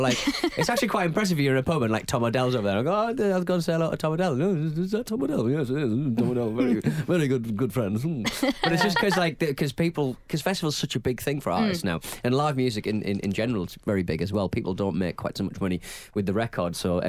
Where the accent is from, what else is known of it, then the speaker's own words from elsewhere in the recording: Wales, United Kingdom; We're Welsh.